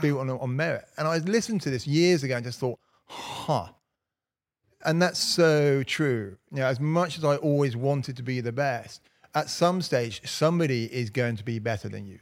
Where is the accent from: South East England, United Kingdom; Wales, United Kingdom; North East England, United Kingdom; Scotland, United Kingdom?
South East England, United Kingdom; Slough; now in Cotswolds, United Kingdom; growing up in Slough